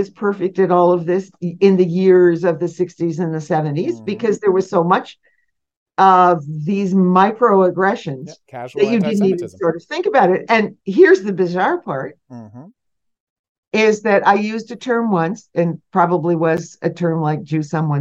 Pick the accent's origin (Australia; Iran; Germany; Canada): Canada; Sault Ste. Marie, Ontario; I grew up in Sault Ste. Marie, which had very few Jewish people in it